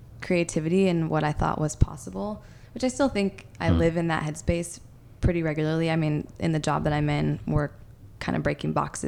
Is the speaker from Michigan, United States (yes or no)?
yes; Detroit, Michigan, United States; also born or lived in Chattanooga, Tennessee; I love that I grew up in Detroit, and that's really where I spent the majority of my life.